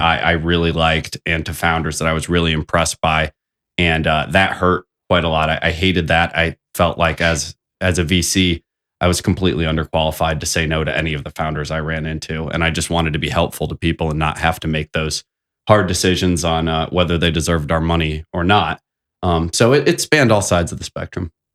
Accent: South Bend, Indiana, United States; I thought South Bend was a wonderful place to grow up

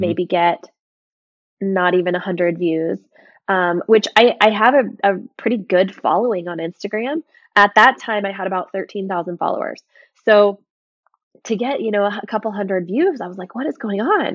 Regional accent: Ocala, Florida, United States; moved away as an adult; also born or lived in Nashville / Montana; we moved back to my hometown, um, our hometown, I should say, of Ocala, Florida

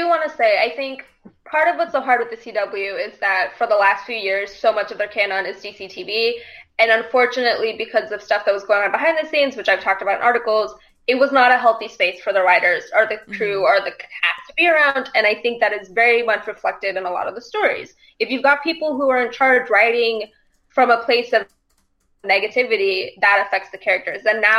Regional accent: the South, United States; I don't care, even though I'm from the South.

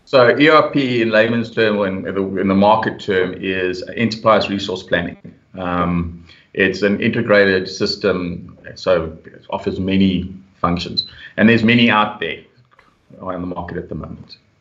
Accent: Pretoria, Gauteng, South Africa; also born or lived in Europe; I was born and raised in Pretoria

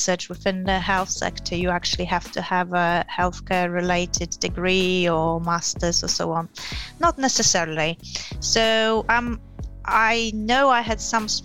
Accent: Poland; moved away as an adult; also born or lived in Yorkshire, England / London, England / Gillingham, England; now in England; I come from Poland originally. I have been in England probably longer than in Poland, lived in England longer than in Poland now.

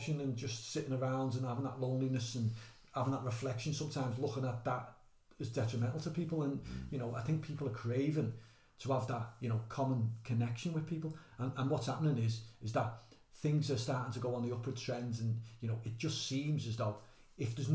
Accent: Liverpool, North West England, United Kingdom; Within the culture of being a Scouser

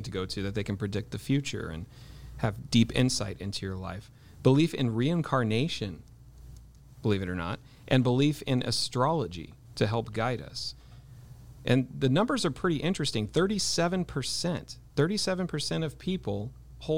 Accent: Ojai, California, United States; growing up in Ojai, I mean, I kind of grew up in the lion's den of New Age.

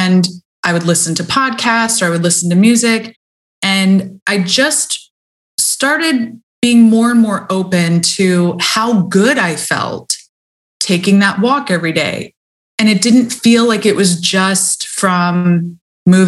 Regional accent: United States; I grew up in America

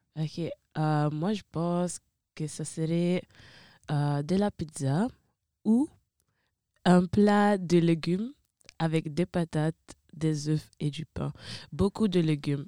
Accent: Italy; accent: Italian; French is a second language; moved away as an adult; je suis née, j'ai vécu là-bas toute ma vie.

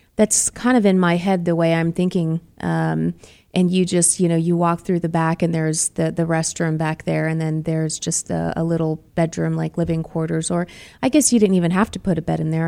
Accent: Boston, Massachusetts, United States; now in Arizona, United States; I'm from Boston

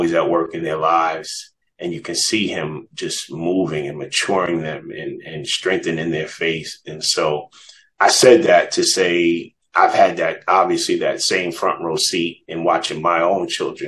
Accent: New York, United States; moved away as an adult; now in Atlanta, United States; I actually lived here in Atlanta longer than I grew up in New York

